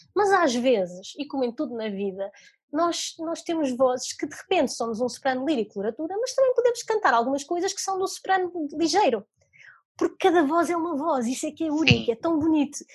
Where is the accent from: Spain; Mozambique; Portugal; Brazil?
Portugal; Maia, North; also born or lived in Lisbon / Italy; eu nasci em Lisboa, mas nós mudamos para, para o norte, mais propriamente para a Maia, tinha eu 4 anos.